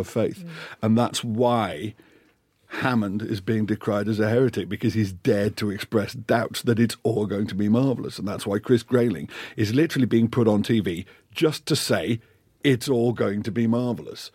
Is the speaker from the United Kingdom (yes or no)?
yes; Liverpool, North West England, United Kingdom; moved away; also born or lived in Scotland; growing up in Liverpool, spent most of my formative years in Scotland